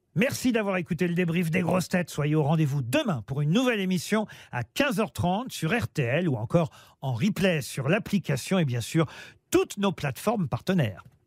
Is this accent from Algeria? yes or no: no; France